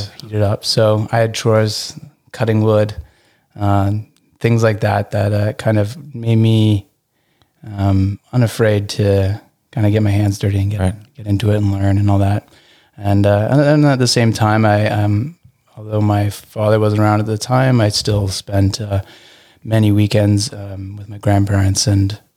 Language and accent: English; Burlington, Ontario, Canada; also born or lived in England; Um, I I grew up in mostly in Burlington, Ontario.